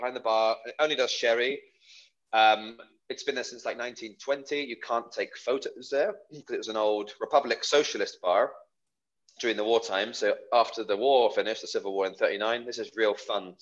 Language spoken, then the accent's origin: English; United Kingdom; as a Brit